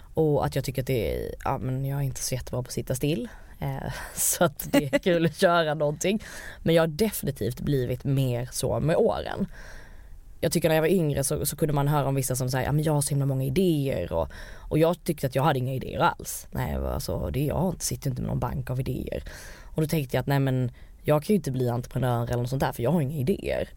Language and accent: Swedish; Malmö, Skåne, Sweden; moved away as an adult; also born or lived in United States; Jag kommer ju från Malmö med två naturvetarföräldrar